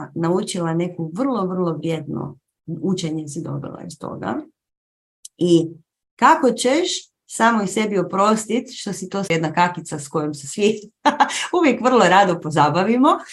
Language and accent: Croatian; Croatia; tu kod nas u Hrvatskoj